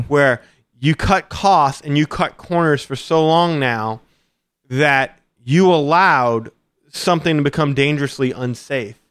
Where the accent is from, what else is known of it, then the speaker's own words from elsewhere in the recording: Louisiana, United States; I'm from the Louisiana. We have alligators down here